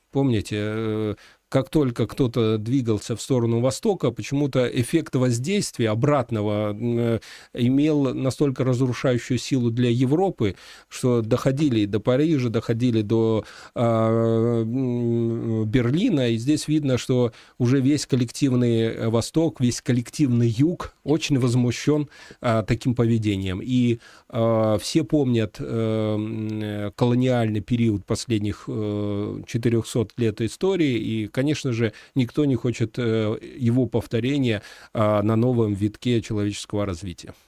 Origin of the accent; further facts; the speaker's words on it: Belarus; Мы, белорусы